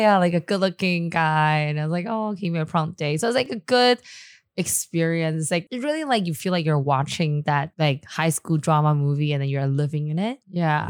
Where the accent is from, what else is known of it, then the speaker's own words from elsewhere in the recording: Taipei, Taiwan; also born or lived in Taichung / Shanghai; I actually grew up in born and raised in Da area